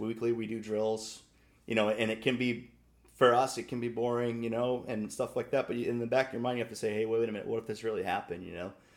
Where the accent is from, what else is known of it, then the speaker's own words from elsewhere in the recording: Maine, United States; I remember growing up, I mean, we're both from Little L from Maine